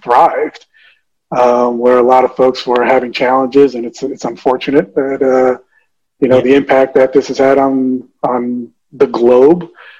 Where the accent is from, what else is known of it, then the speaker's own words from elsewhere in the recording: New Jersey, United States; born in New Jersey, the youngest of five. My family's from the Dominican Republic